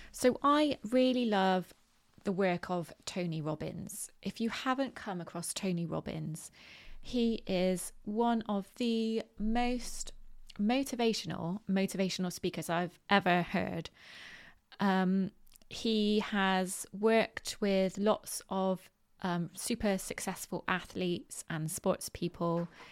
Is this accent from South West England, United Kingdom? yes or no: yes; Bristol, South West England, United Kingdom; accent: West Country; I am from Bristol in the UK, which is in the southwest of the country, and um, we have a very how can you describe it? Um, well, a West Country accent.